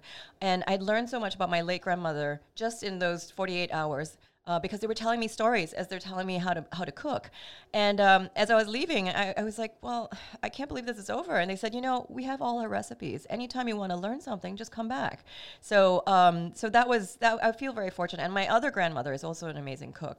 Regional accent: Singapore; moved away as an adult; also born or lived in Brooklyn, New York; now in New York, United States; growing up in Singapore, I came from a very food obsessed culture

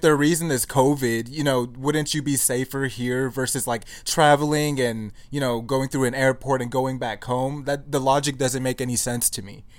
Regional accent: United States; born or raised there

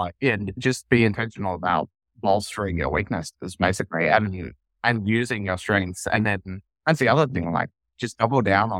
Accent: Australia; maybe it's partly being Australian or, you know, or whatever

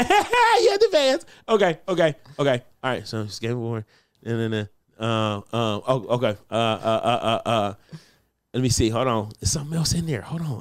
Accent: Detroit, Michigan, United States; I grew up with gospel. I'm from Detroit.

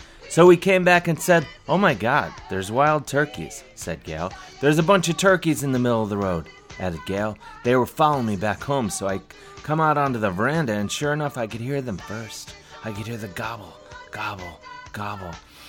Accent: Cleveland, Ohio, United States; when I was a kid growing up on the mean streets of suburban Cleveland, Ohio

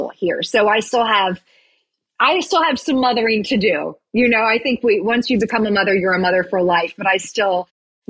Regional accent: Virginia, United States; also born or lived in Roanoke, Virginia / Williamsburg, Virginia / Tennessee; I grew up in a very small town in Virginia. I was born in Roanoke.

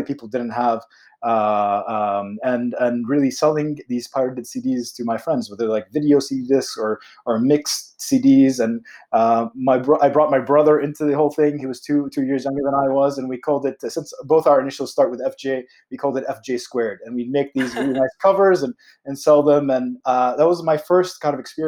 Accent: United States; I was born in the States as well

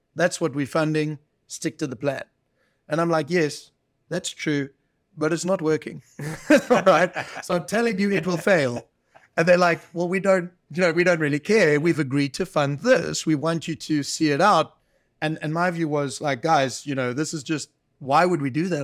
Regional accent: South Africa; moved away; it wasn't a push away from South Africa and Africa. I love, you know, this is my home country

